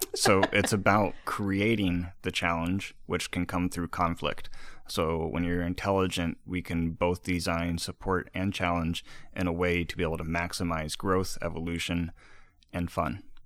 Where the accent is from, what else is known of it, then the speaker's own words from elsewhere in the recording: Iowa, United States; moved away; also born or lived in East Coast; I'm from the Midwest. I'm from Iowa